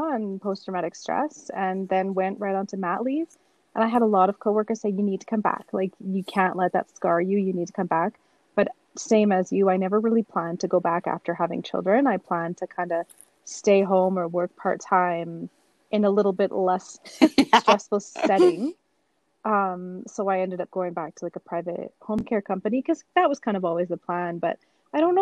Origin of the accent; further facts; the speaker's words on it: Calgary, Alberta, Canada; also born or lived in Lethbridge; I was from Calgary, I wasn't from Lethbridge